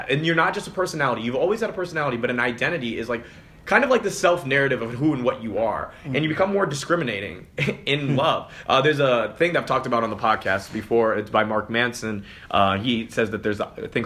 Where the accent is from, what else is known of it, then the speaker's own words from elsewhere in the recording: Hong Kong; moved away; also born or lived in London; I was born in London, raised in Hong Kong